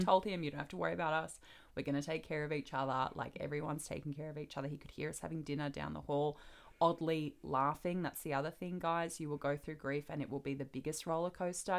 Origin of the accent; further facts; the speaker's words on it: Australia; I'm becoming American, apparently, for all my Australian people out there